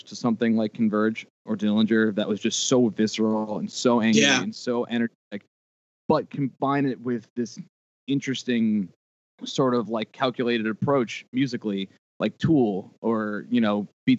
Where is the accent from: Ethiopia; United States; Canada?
United States; Mount Sinai, New York; We don't consider it out east, but we're from Mount Sinai, which is like right next to Port Jeff, which I think is more like a larger landmark for people.